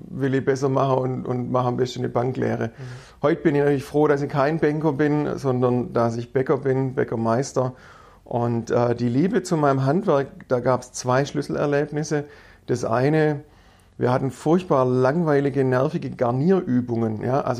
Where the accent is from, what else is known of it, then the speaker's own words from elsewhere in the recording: Herrenberg, Baden-Württemberg, Germany; bin ähm, in Herrenberg aufgewachsen und in Herrenberg zur Schule gegangen